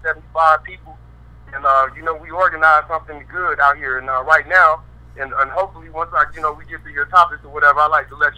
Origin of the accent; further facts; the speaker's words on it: Colorado Springs, Colorado, United States; So I'm out here in Colorado Springs right now. This is my hometown